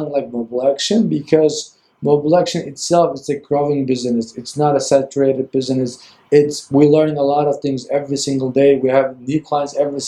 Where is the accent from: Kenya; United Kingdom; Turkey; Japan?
Turkey; Ankara; moved away as an adult; now in San Francisco, United States; from Ankara, Turkey